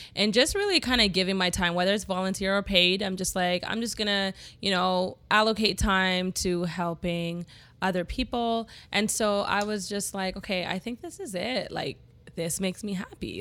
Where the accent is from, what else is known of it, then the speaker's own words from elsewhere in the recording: Toronto, Ontario, Canada; growing up in Scarborough